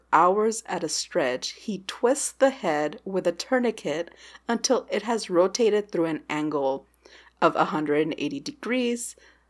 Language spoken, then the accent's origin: English; Texas, United States; As a Texan